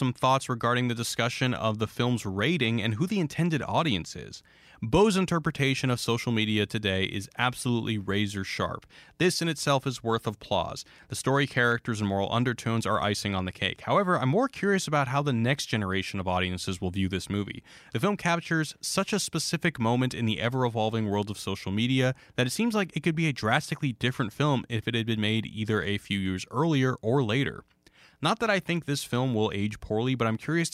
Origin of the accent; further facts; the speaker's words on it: Houston, Texas, United States; growing up in Houston where it was like 100 degrees